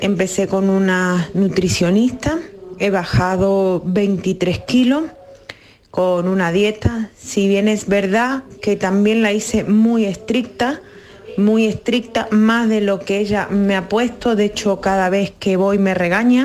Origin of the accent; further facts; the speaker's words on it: Málaga, Andalusia, Spain; soy de Málaga